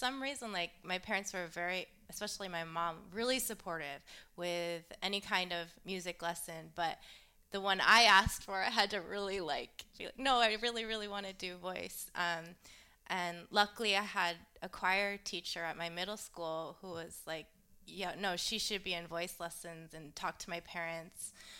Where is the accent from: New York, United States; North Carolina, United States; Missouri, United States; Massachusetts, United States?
Massachusetts, United States; Westborough; also born or lived in Framingham / Southborough / Boston; I was born in Framingham, and my family lived in Southborough, Massachusetts, and mm-hmm. then I moved to the town next to it, Westborough. That's where I was brought up, outside of Boston.